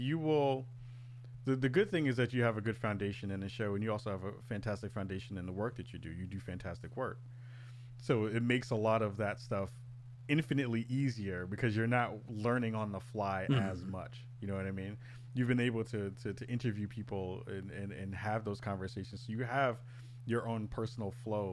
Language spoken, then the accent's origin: English; New York City, New York, United States; growing up in the Bronx when I was, you know, in my young days in the early 80s